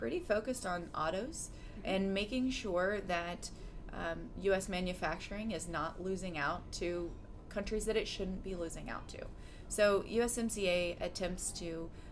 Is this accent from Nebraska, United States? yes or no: no; Savannah, Missouri, United States; moved away as an adult; now in Washington, D.C., United States; I grew up in Northwest Missouri, over by Savannah